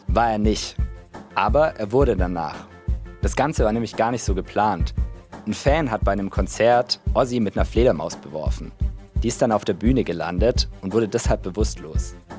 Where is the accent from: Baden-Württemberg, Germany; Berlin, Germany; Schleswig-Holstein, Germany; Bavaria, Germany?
Baden-Württemberg, Germany; Swabia; accent: Swabian; In Schwaben, wo ich herkomme